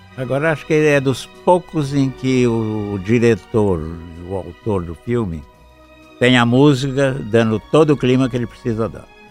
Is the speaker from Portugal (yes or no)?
no; Araraquara, São Paulo, Brazil; moved away; Eu sou de Araraquara. Estávamos lá na época dos 20 anos, 20 e poucos anos